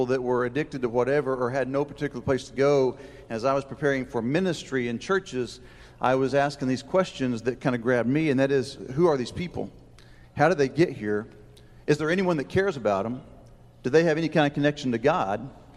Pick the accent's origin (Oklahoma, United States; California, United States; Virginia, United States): Oklahoma, United States; Oklahoma City; I grew up in Oklahoma City